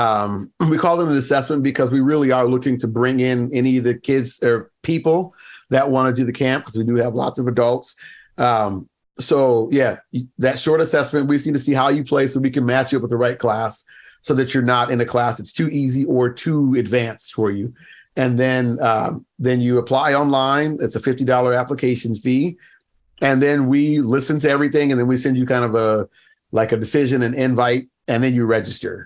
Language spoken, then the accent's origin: English; United States; moved away as an adult; also born or lived in Baltimore, Maryland; now in Canada; I live in Canada now, but for a while, I mean, I grew up in the States